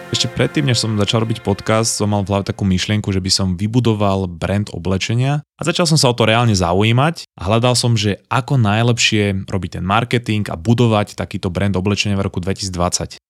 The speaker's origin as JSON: {"language": "Slovak", "country": "Slovakia", "moved": "as an adult", "lives_now": "Vancouver, Canada", "said": "som v skutočnosti zo Slovenska"}